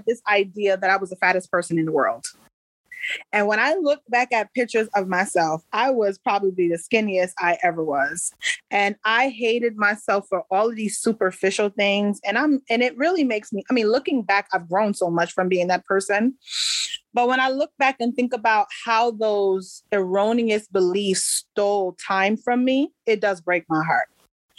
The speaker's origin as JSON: {"language": "English", "town": "Paterson", "region": "New Jersey", "country": "United States", "tie": "born or raised there", "also_born_or_lived": "Palisades Park, New Jersey / Prospect Park, New Jersey", "said": "I grew up in the northern New Jersey area. So the bulk of my adolescence was spent in Paterson, New Jersey."}